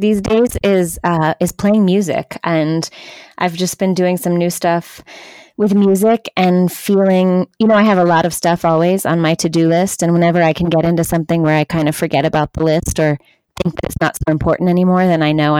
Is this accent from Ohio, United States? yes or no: no; Southern California, United States; I grew up in Southern California. I grew up in a very suburban suburb in between Los Angeles and San Diego.